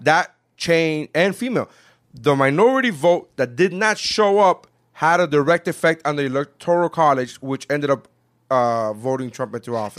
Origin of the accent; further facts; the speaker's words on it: Nicaragua; now in United States; I'm from Nicaragua